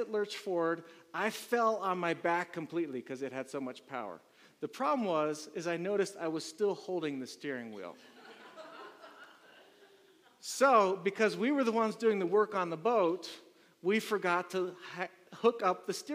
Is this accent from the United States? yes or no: yes; Maryland, United States; moved away; I'm from Maryland, so there's a lot of water over there